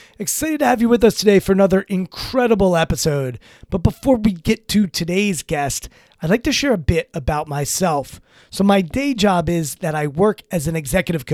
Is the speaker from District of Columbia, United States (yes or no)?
yes; Washington, District of Columbia, United States; also born or lived in Maryland; Washington, D.C., which is my hometown